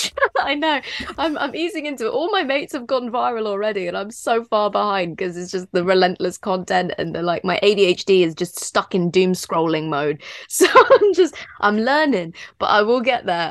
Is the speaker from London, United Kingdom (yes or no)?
yes; London, United Kingdom; I grew up in London, like around a lot of cats in the flats